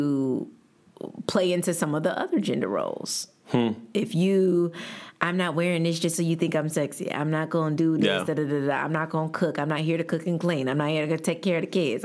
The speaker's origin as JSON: {"language": "English", "region": "the South", "country": "United States", "said": "I'm from the South"}